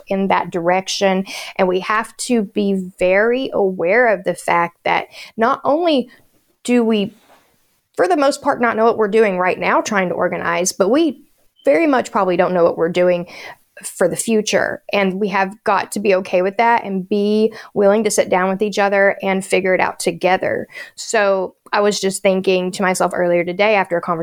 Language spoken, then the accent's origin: English; Appalachia, United States; being an Appalachian native